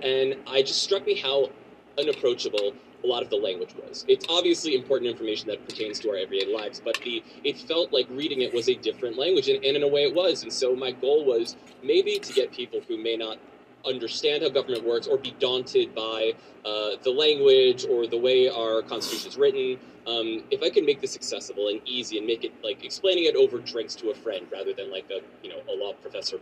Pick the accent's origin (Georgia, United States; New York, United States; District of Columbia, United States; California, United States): District of Columbia, United States; Washington; I grew up in Washington, D.C., and was surrounded by the government from a very early age